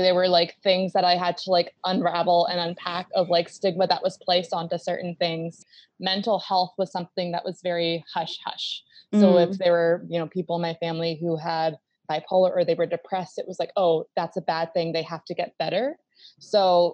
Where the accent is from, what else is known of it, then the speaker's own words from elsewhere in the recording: Baltimore, Maryland, United States; I grew up in Baltimore